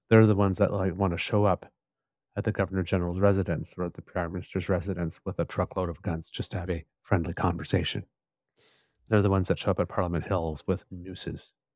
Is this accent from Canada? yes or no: yes; Ottawa, Ontario, Canada; I grew up in Ottawa